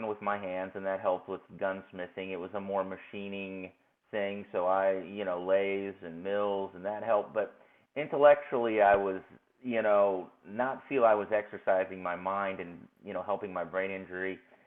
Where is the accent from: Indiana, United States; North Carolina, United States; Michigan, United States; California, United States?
Indiana, United States; Vincennes; I'm from Vincennes